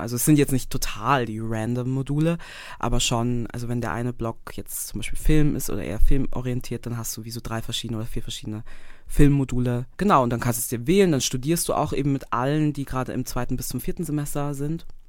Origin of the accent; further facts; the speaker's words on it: Graz, Styria, Austria; moved away as an adult; also born or lived in Vienna, Austria; now in Zurich, Switzerland; Ich komme gebürtig aus Österreich, also aus Graz, ähm, my hometown.